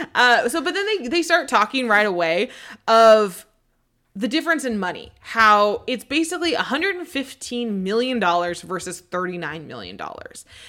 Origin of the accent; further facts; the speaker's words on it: Seattle, Washington, United States; I grew up in Seattle